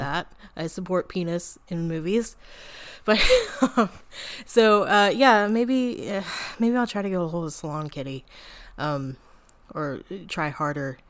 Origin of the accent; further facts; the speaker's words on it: United States; I'm an American